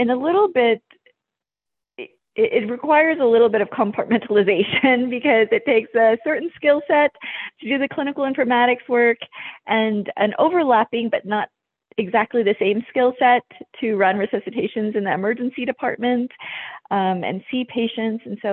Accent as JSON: {"language": "English", "region": "southern New Mexico", "country": "United States", "tie": "born or raised there", "also_born_or_lived": "Thailand / Albuquerque, New Mexico", "said": "born in Thailand, and I moved to New Mexico when I was fairly young and grew up in a small border town in southern New Mexico"}